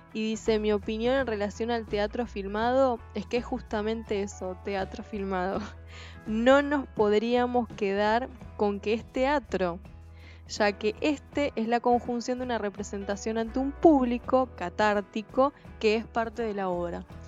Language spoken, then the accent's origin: Spanish; Mercedes, Buenos Aires Province, Argentina; los mercedinos conocemos